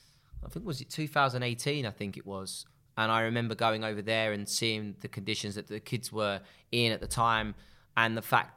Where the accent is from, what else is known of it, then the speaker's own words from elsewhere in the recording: Essex, East of England, United Kingdom; I grew up in Essex and I was very fortunate to be safe.